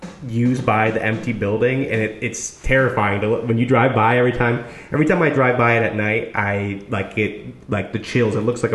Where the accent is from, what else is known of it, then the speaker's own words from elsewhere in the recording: Mequon, Wisconsin, United States; moved away as an adult; also born or lived in Milwaukee, Wisconsin; now in Austin, United States; I was raised in Mequon. Spent obviously most of my time in Milwaukee. Technically like 10 minutes away from Milwaukee, but the actual downtown would be like 20, 25 minutes to downtown